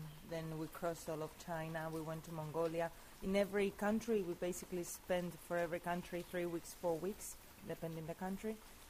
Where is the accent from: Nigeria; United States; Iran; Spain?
Spain; moved away as an adult; also born or lived in Australia; I'm from Spain. My husband Andrew's from Australia. We lived in Australia for 5 years, and we both decided to come to Spain to live